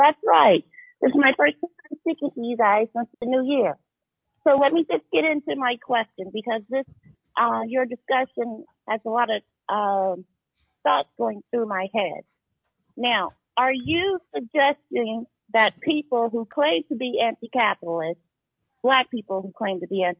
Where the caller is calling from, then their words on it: Indianapolis, Indiana, United States; I'm calling from Indianapolis.